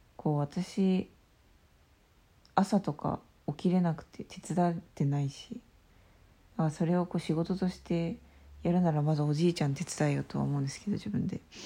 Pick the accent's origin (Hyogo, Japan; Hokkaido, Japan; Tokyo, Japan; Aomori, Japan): Hokkaido, Japan; Obihiro; 帯広で生まれたけど、あんまり帯広に愛着がなくて、で、あの、旅したりして帰ってきて、で、今やっと帯広を見直した